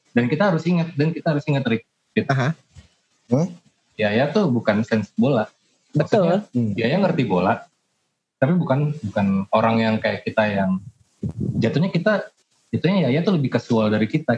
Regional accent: Pekanbaru, Riau, Indonesia; moved away; kampung gua ya, di Pekanbaru

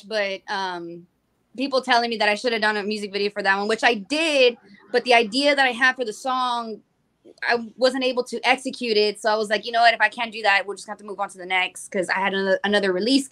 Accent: San Antonio, Texas, United States; also born or lived in Corpus Christi, Texas; I'm from San Antonio, Texas

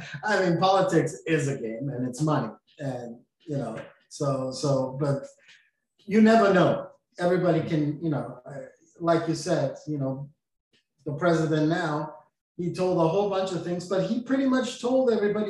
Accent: Austria; also born or lived in Portland, Oregon; now in Florida, United States; I'm from Austria

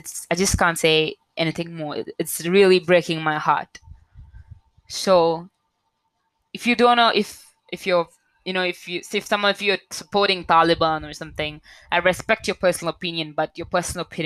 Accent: India; I'm an Indian citizen

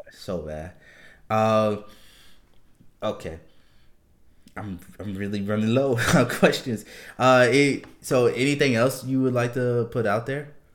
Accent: New Orleans, Louisiana, United States; moved away; I'm originally from New Orleans

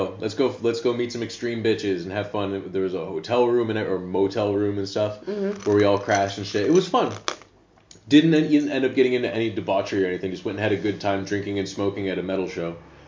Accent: United States; now in Amsterdam, Netherlands; I'm an American who lives in Amsterdam.

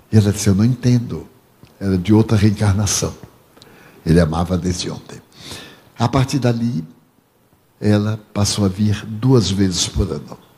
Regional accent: Brazil; Eu disse, não, sou brasileiro.

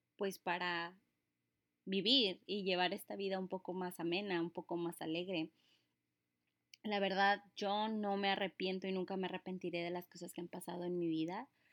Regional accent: Mexico; now in United States; soy mexicana, una mexicana viviendo aquí en tierras gringas

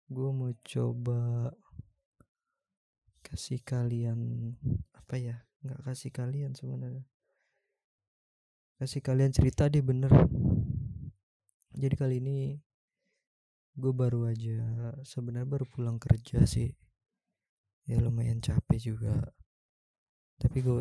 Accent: Jakarta, Indonesia; now in Bali, Indonesia; Gue tinggal di Bali dan gue asli Jakarta.

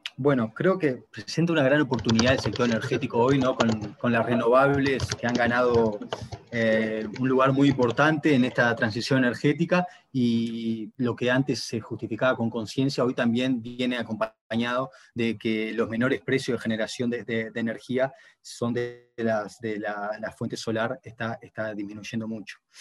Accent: Uruguay; moved away as an adult; now in Brazil; yo soy de Uruguay, ¿no? pero hace cinco años que vivo en Brasil

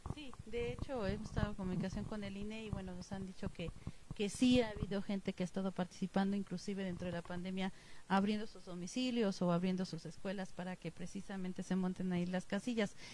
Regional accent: Mexico; como somos los mexicanos

